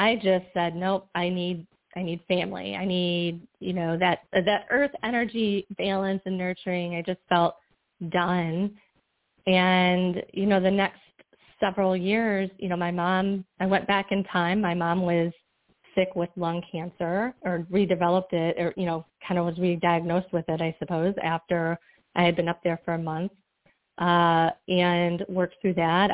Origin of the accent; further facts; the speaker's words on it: Michigan, United States; moved away as an adult; also born or lived in Florida; I'm originally from Michigan